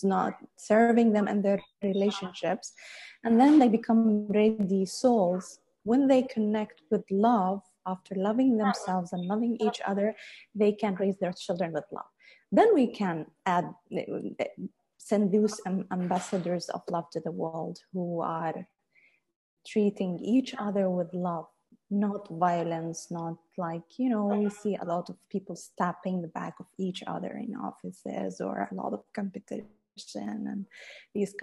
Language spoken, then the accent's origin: English; United Arab Emirates; I was born and raised in UAE, studied even here in UAE